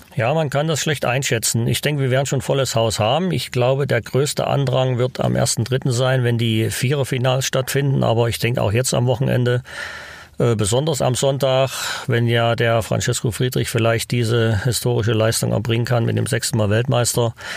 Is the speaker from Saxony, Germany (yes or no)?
yes; Zwickau, Saxony, Germany; moved away as an adult; also born or lived in Oberwiesenthal / Leipzig / Winterberg; now in Altenberg, Germany; Ich bin in Zwickau aufgewachsen